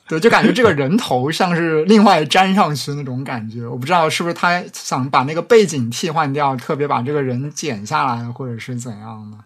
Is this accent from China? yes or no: yes; Jiaxing, Zhejiang, China; accent: Jiaxing dialect; 我念的这个嘉兴方言会比较像上海的所谓的松江方言